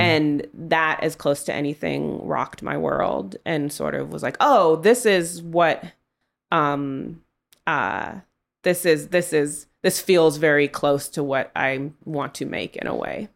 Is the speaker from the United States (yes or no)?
yes; Oakland, California, United States; I grew up in Oakland in the nineties